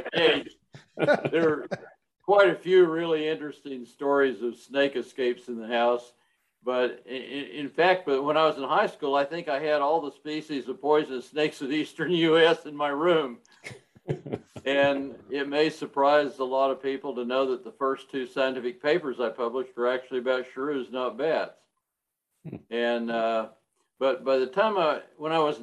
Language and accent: English; Hawaii, United States; I was born in Hawaii